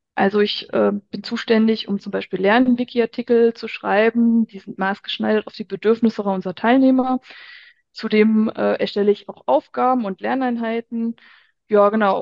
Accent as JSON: {"language": "German", "town": "Hofgeismar", "region": "Hesse", "country": "Germany", "tie": "born or raised there", "also_born_or_lived": "Frankfurt", "moved": "as an adult", "said": "ich bin kürzlich von Frankfurt zurück in meine Heimat nach Hofgeismar gezogen"}